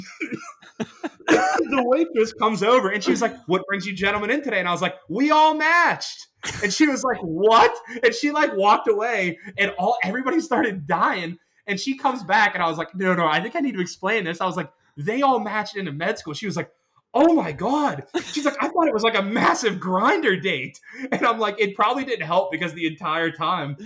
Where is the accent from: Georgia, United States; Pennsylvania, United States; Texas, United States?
Pennsylvania, United States; Pittsburgh; my hometown of the Berg